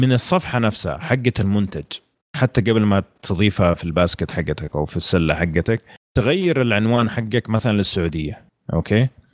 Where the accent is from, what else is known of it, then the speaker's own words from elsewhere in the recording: Saudi Arabia; احنا من السعوديه